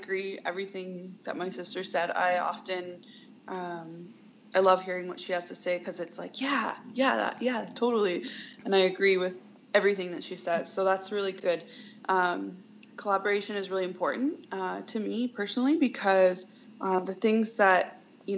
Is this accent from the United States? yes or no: no; Oneida Nation of the Thames, Ontario, Canada; I come from Oneida Nation of the Thames, and I sit in Turtle Clan.